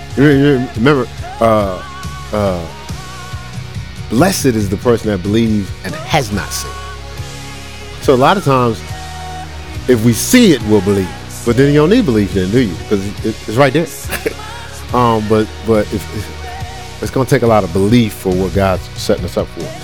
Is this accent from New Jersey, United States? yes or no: yes; Newark, New Jersey, United States; I'm from Newark